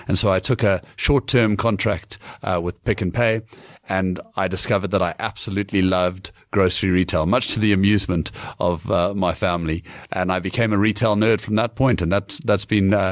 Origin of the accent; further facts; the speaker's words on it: Cape Town, Western Cape, South Africa; moved away as an adult; also born or lived in United Kingdom; I grew up in Cape Town, studied at UCT